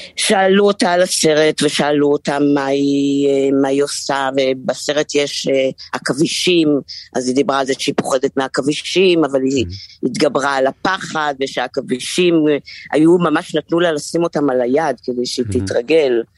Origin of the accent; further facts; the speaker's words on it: Haifa, Haifa District, Israel; אני בחיפה. חזרתי לעיר מולדתי.